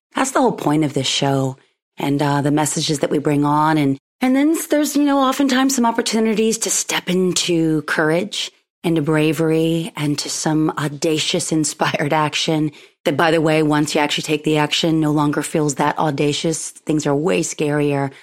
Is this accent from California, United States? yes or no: yes; Pismo Beach, California, United States; where I grew up in the Central Coast, uh, Pismo Beach specifically